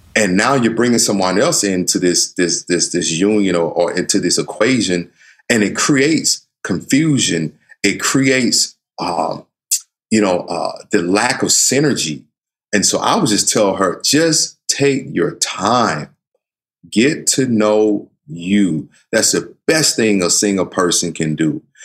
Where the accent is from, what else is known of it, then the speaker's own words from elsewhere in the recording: the South, United States; I grew up in the South